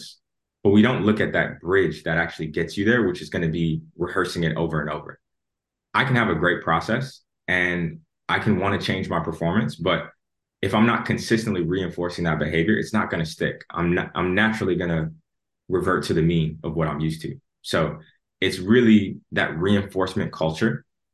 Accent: Chicago, Illinois, United States; moved away as an adult; also born or lived in Atlanta; now in London, United Kingdom; I was born and raised in Chicago

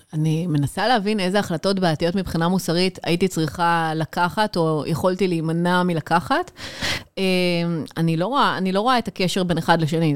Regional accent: Israel; אנחנו כישראלים

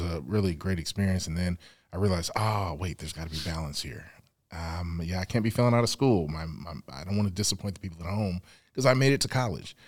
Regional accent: Evanston, Illinois, United States; also born or lived in New York City, New York / Lawton, Oklahoma; I grew up in Evanston, Illinois

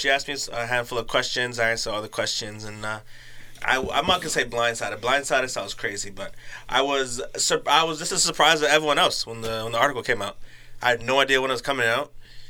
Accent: Mississauga, Ontario, Canada; I've been claiming Saga my whole life, screaming it from the mountaintops.

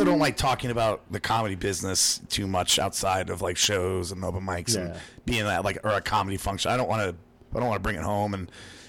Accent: Long Island, New York, United States; born there; I was born on Long Island, so I got a thing for girls on Long Island.

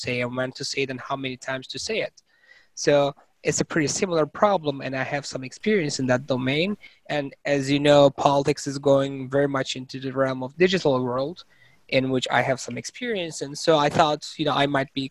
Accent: Turkey; moved away as an adult; also born or lived in Massachusetts, United States / Stanford, United States; now in United States; I was born and raised in Turkey, and I did my undergrad in Turkey as well

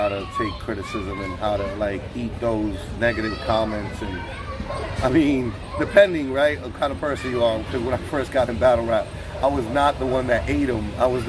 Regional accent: New York, United States; We New Yorkers.

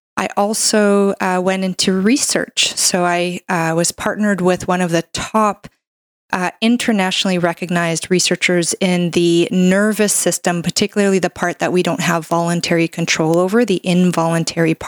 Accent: Canada; I'm a Canadian medical doctor

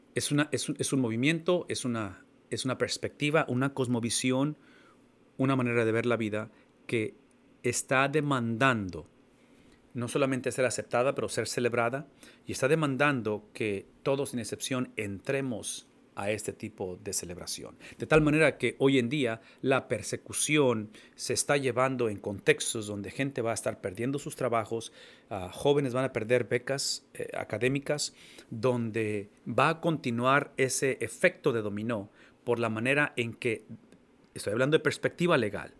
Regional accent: Mexico; now in United States; como mexicano, que tengo la mitad de mi vida viviendo en Estados Unidos

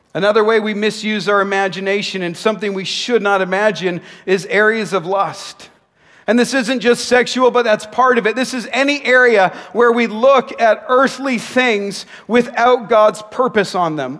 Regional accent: Nanaimo, British Columbia, Canada; When I was a kid playing basketball in my hometown of Nanaimo

